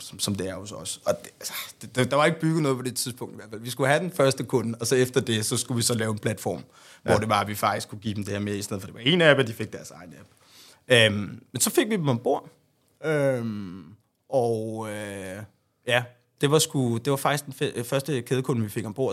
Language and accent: Danish; Hasselager, Central Denmark Region, Denmark; der boede jeg faktisk hos mine forældre øh, ude i Harsgaard by, hvor jeg er fra